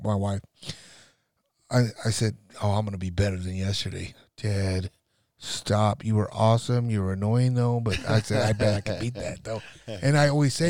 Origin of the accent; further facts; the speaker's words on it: North Nebraska, United States; a town out of North Nebraska, my hometown